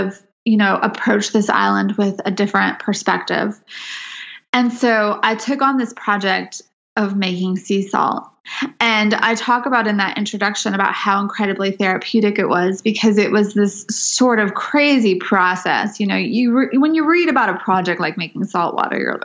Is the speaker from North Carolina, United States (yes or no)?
no; Southern California Mojave Desert, United States; moved away; growing up in the Southern California Mojave Desert